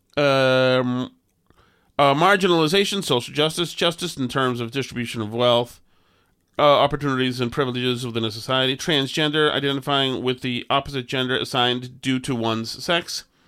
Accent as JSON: {"language": "English", "town": "Winchester", "region": "Massachusetts", "country": "United States", "tie": "born or raised there", "moved": "yes", "said": "I come from Winchester, Massachusetts"}